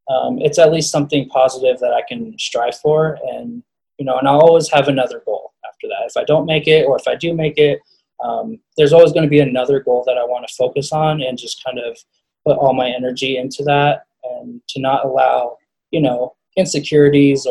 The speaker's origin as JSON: {"language": "English", "region": "Colorado", "country": "United States", "said": "I wanted to play at CU. I wanted to play for my home state."}